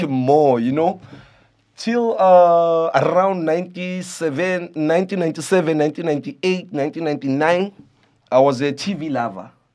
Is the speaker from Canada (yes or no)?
no; Soweto, Gauteng, South Africa; I'm from Soweto